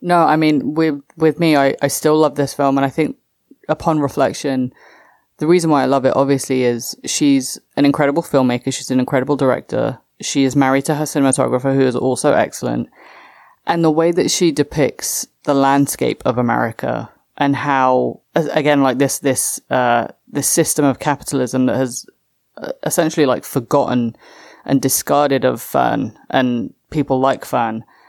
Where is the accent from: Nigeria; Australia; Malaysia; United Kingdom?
United Kingdom; England; my home country, England.